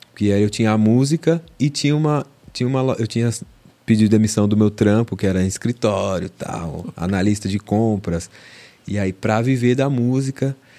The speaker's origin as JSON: {"language": "Portuguese", "region": "São Paulo", "country": "Brazil", "tie": "born or raised there", "said": "da zona norte de São Paulo, Vila Maria, né? Nascido e criado lá"}